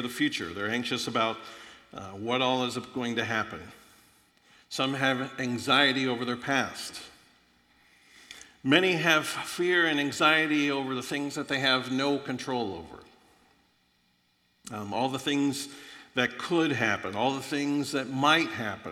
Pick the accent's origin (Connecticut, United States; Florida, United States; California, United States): Florida, United States; moved away; also born or lived in Illinois; I grew up in Florida, extremely poor.